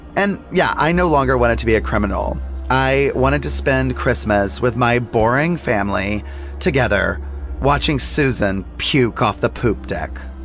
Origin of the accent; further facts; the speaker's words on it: the South, United States; growing up in the South, like you and I both did